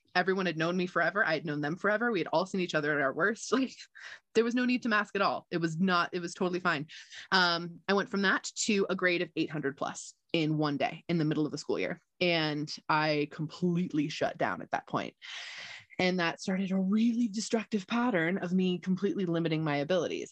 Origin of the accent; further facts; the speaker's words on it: United States; also born or lived in Gardnerville, Nevada; I grew up in Lake Tahoe. I was lucky enough to be born and raised here.